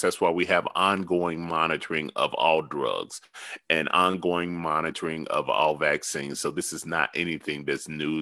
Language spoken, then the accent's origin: English; the South, United States; I'm from the South.